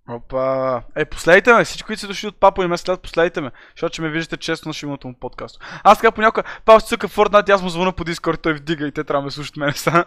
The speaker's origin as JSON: {"language": "Bulgarian", "town": "Varna", "region": "Varna Province", "country": "Bulgaria", "said": "Аз съм от Варна"}